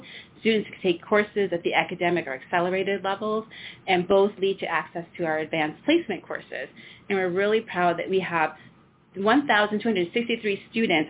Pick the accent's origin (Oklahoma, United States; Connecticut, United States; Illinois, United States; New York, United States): Connecticut, United States; Meriden; I've been in Meriden for over 20 years, but I was also a high school student here many, many years ago. So kind of born and raised here.